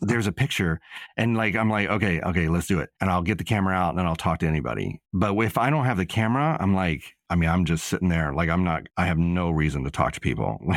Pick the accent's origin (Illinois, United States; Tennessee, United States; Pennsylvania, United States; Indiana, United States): Tennessee, United States; Nashville; moved away as an adult; also born or lived in New York City; I grew up in Nashville and I had a certain amount of teenage angst while I lived there